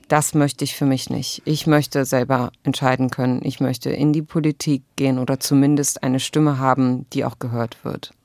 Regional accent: Berlin, Germany; ich bin als zwölftes Kind von 13 einer palästinensischen Flüchtlingsfamilie geboren in Berlin

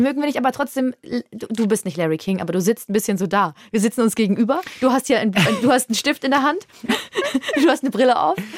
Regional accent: Würzburg, Bavaria, Germany; born or raised there

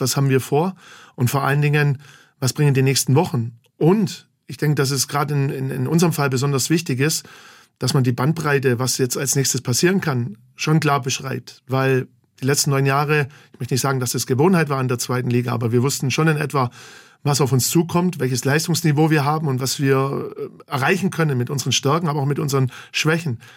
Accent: Gingen an der Brenz, Baden-Württemberg, Germany; also born or lived in Heidenheim; now in Bachhagel, Germany; Nicht direkt in Heidenheim, sondern in Gingen an der Brenz, unweit von Heidenheim. Da bin ich groß geworden, da bin ich zur Schule gegangen.

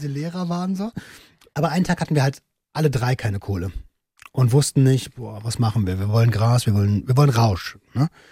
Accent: Velten, Brandenburg, Germany; ich bin in Felten aufgewachsen, in Brandenburg

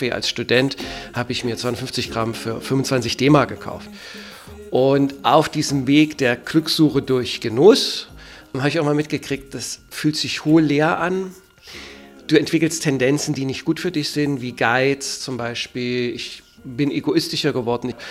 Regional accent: East Germany, Germany; Ich komme aus der DDR, war materialistisch eingestellt, jenseits des Materiellen gab es da nichts für mich

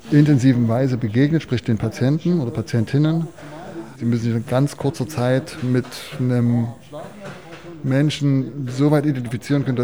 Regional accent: Chemnitz, Saxony, Germany; ich komme aus Karl-Marx-Stadt, aus Reichenbrand, aus, aus Chemnitz

